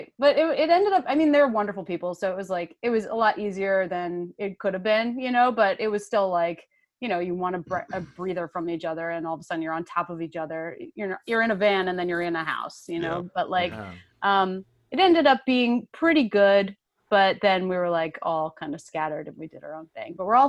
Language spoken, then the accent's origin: English; New York, United States; I'm from Long Island originally, so that's like, you know, even though it's a little Trumpy out there too.